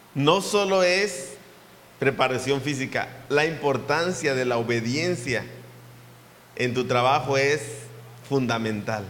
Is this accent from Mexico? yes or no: yes; Papantla, Veracruz, Mexico; Somos papantecos de corazón